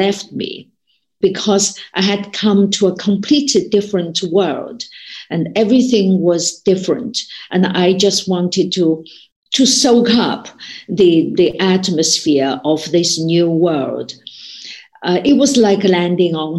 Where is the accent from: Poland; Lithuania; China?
China; when I was growing up in China